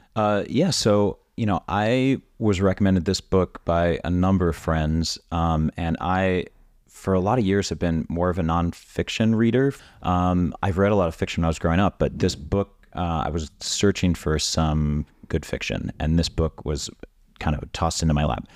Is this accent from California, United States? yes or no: no; Orlando, Florida, United States; I grew up in suburban Orlando